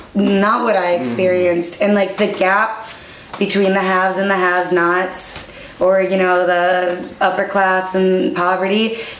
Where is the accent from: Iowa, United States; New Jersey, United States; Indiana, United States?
Iowa, United States; now in Milwaukee, United States; we grew up in Iowa, so we're like, it's cool, we can handle the winter.